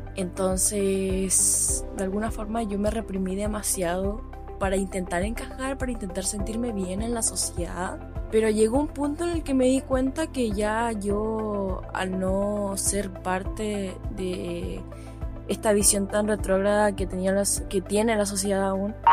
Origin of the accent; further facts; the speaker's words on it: Chile; Soy de Chile